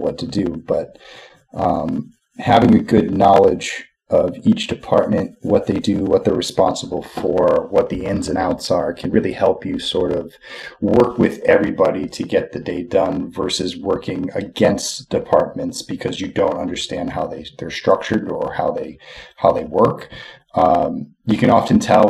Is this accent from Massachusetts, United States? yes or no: yes; Westport, Massachusetts, United States; moved away as an adult; now in Los Angeles, United States; I grew up in the woods out here, grew up on a little lake, a little town called Westport, Massachusetts.